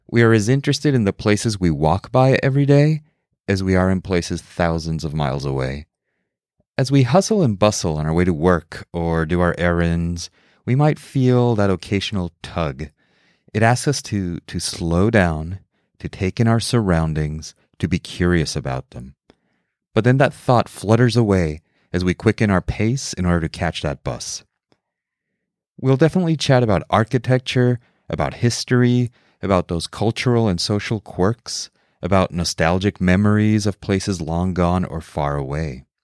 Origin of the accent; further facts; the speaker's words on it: Mexico City, Mexico; also born or lived in New York City; now in Seattle, United States; I was born in New York City, I grew up in Mexico City, and have ping ponged my way across the United States over the years.